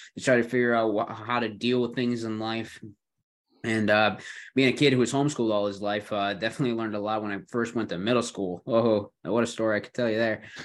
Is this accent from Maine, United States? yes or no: no; Buffalo, New York, United States; also born or lived in South Carolina; now in Greenville, United States; I'm, uh, um, originally from New York, not the city, mind you, but, uh, Buffalo area